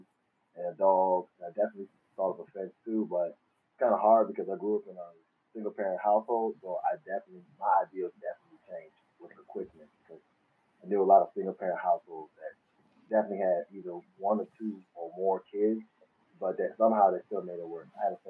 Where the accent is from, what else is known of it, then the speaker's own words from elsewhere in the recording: Maryland, United States; now in Glendale, United States; I'm located in Glendale, Arizona, but I'm originally from, ironically, Maryland.